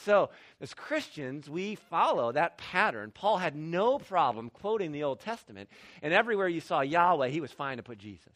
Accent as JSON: {"language": "English", "region": "Midwest", "country": "United States", "tie": "born or raised there", "said": "I grew up in the Midwest."}